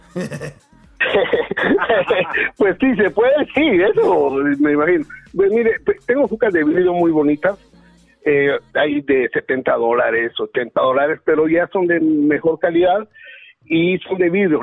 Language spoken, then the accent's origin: Spanish; Guatemala; now in Los Angeles, United States; seré mexicano de corazón y de afecto, pero de nacimiento soy guatemalteco